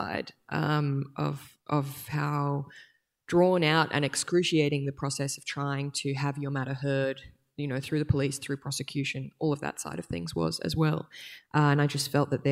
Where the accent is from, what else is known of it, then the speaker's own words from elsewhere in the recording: Brisbane, Queensland, Australia; now in Sydney, Australia; I was born and raised on Yagara and Turrbal land in Brisbane, and I now am delighted to live in Sydney